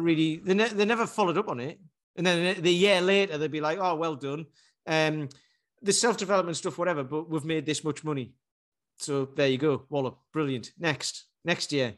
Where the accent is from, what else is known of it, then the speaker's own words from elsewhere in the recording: Newcastle upon Tyne, North East England, United Kingdom; My girlfriend takes the Mickey 'cause I'm from Newcastle and I say plaster.